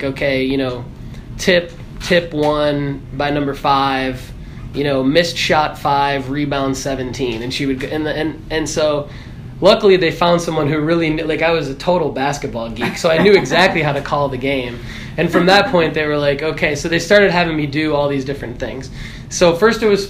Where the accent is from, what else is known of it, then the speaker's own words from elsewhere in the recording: Michigan, United States; I'm originally from Michigan